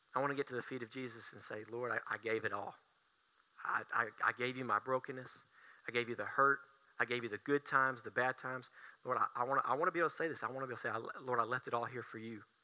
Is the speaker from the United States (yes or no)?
yes; Tanner Williams, Alabama, United States; I am from Tanner Williams, Alabama